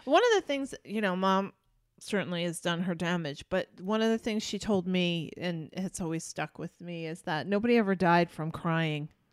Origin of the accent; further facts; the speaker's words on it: New York, United States; moved away as an adult; also born or lived in Wisconsin; I was from New York and they all thought my accent was hilarious